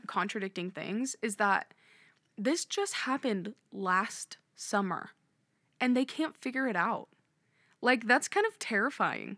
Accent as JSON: {"language": "English", "region": "Nebraska", "country": "United States", "said": "we're from Nebraska, but we're not from that area of the state"}